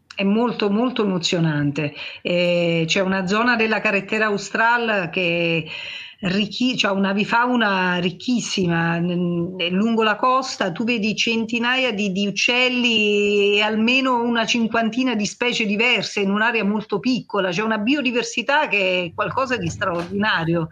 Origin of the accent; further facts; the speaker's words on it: Cilento coast, Campania, Italy; Sulla costa siamo più abituati